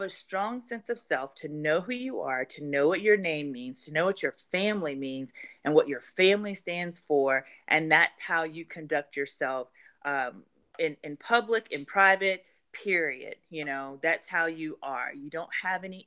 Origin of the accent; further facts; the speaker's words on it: right outside of Baton Rouge, Louisiana, United States; moved away as an adult; now in Atlanta, United States; I'm from Louisiana. I love my state, where I'm from, right outside of Baton Rouge